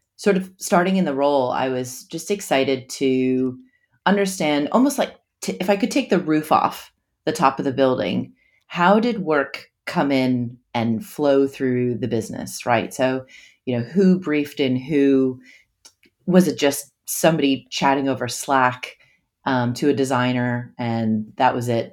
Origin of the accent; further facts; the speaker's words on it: United States; also born or lived in New York City; now in Sydney, Australia; I'm originally from the States